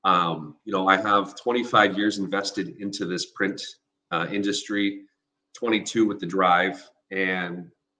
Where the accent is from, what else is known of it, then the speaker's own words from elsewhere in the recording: Sarnia, Ontario, Canada; now in Windsor, Canada; growing up in Sarnia